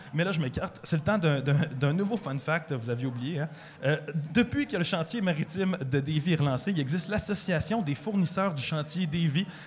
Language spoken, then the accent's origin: French; Lévis, Quebec, Canada; je viens de Lévis